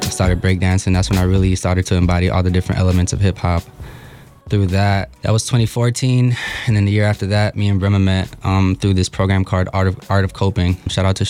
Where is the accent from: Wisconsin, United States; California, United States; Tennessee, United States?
Wisconsin, United States; Milwaukee; I was born and raised here in Milwaukee, Wisconsin.